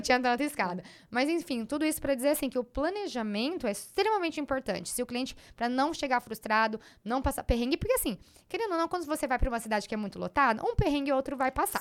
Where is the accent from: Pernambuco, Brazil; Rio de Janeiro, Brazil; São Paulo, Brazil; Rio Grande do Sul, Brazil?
São Paulo, Brazil; Dracena; eu fui criada em Dracena